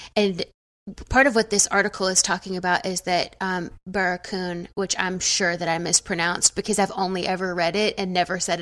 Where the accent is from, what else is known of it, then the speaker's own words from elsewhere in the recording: the South, United States; I'm from the South